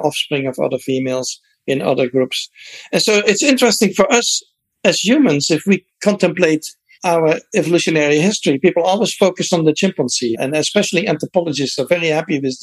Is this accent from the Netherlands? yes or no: yes; Netherlands; moved away; I grew up in the Netherlands